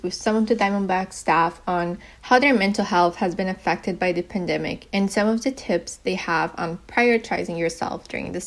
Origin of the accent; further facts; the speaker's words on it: Brazil; moved away; Brazil, my home country